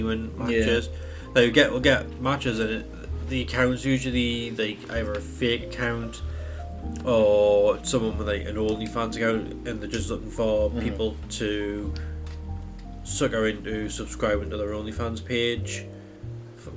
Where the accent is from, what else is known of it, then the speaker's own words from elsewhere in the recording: United Kingdom; as a British person